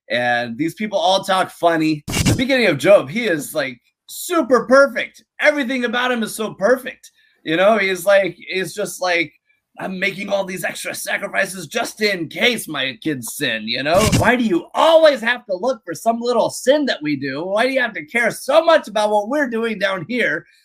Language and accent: English; Seattle, Washington, United States; also born or lived in San Diego, California; Uh, I grew up in the Seattle area. Actually, I was born in San Diego and moved around a lot. And Seattle feels most like home.